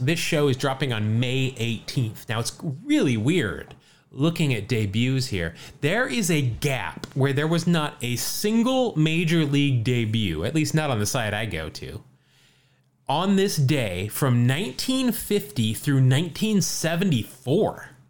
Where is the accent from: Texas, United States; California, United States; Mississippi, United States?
California, United States; who was the last player to play for all five teams located in my home state of California?